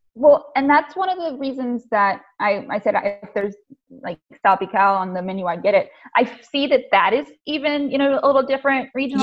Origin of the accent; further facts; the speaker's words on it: the South, United States; I come from the South too